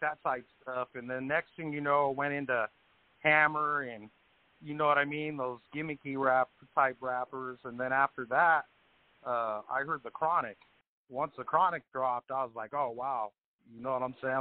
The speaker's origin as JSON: {"language": "English", "region": "Colorado", "country": "United States", "said": "I'm from Colorado"}